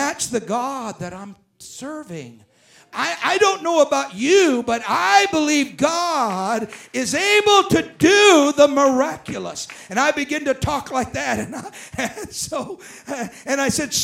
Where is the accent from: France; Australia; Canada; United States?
France; I'm not speaking French, I'm French, but I'm not speaking French, and I'm speaking English